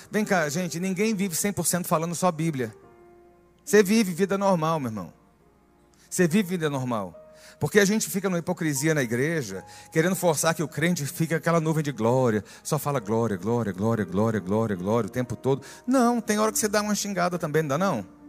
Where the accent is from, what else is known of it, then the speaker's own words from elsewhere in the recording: Northeast Region, Brazil; meu sangue nordestino